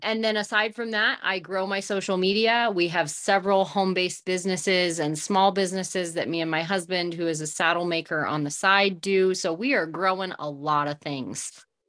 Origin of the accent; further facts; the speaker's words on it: Southern Oregon, United States; moved away as an adult; also born or lived in Northern California; now in New Mexico, United States; my parents started a smaller operation just across the California border in Southern Oregon. And so that's originally where I was raised, born, raised, and grew up